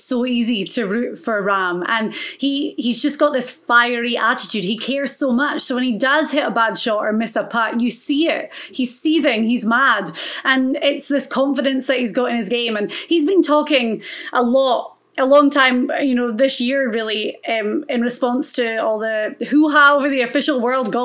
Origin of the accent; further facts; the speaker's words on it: Florida, United States; my home state of Florida